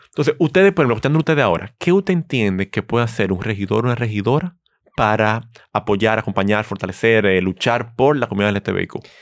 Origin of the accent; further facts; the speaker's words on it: Santo Domingo, Distrito Nacional, Dominican Republic; yo nací aquí en Santo Domingo, En la Clínica Abreu y me he criado aquí